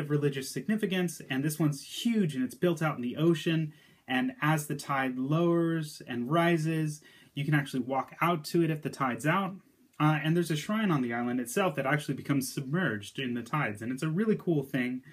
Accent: United States; as an American

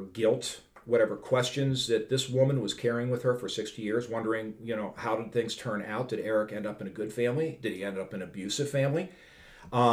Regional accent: Pittsburgh, Pennsylvania, United States; moved away; I grew up in Pittsburgh

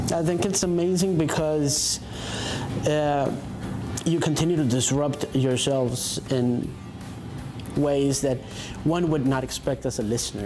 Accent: Colombia; as a Colombian

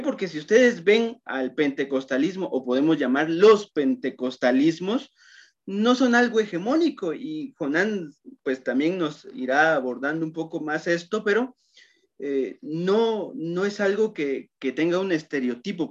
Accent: Totonicapán, Guatemala; en Totonicapán, que justamente de donde soy yo

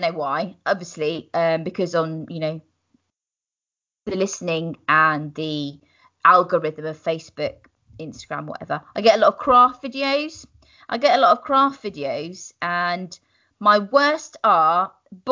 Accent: United Kingdom; as British people

